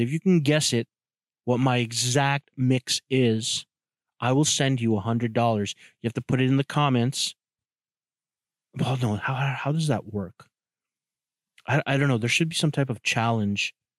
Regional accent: Toronto, Ontario, Canada; I grew up in Jamestown, Toronto, which is a, you know, a, a borough or a, a hood.

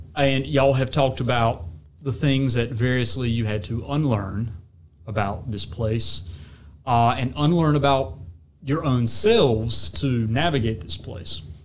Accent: the South, United States; accent: Southern; how Southerners understand ourselves

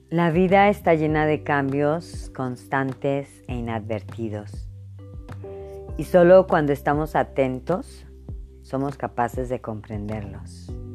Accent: Veracruz, Mexico; Cuando yo era adolescente en mi ciudad natal, en, el puerto de Veracruz, en México

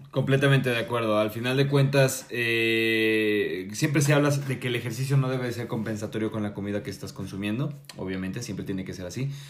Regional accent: Mexico; nosotros como mexicanos

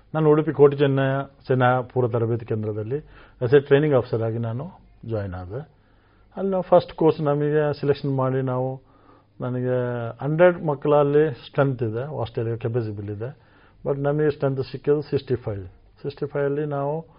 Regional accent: Vitla, Karnataka, India; ನಮ್ಮ ಮನೆ ನಮ್ಮ ಬಂಟಲ್ಲಿ ವಿಟ್ಲದಲ್ಲಿ

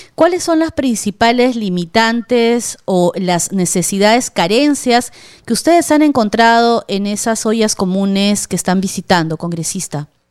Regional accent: Peru; como peruanos, como madres, como hijas, como hermanas

